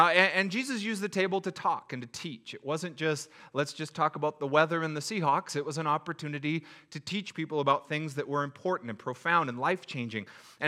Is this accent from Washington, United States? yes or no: yes; SeaTac, Washington, United States; I grew up in SeaTac. We made it happen.